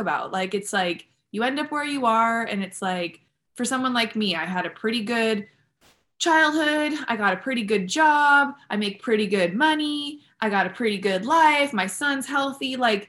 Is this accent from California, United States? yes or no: yes; San Diego, California, United States; I was born in San Diego